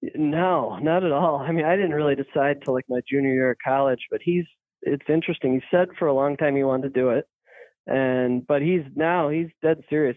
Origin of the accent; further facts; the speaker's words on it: Manlius, New York, United States; also born or lived in Maryland; I grew up in Manlius, which is a suburb of Syracuse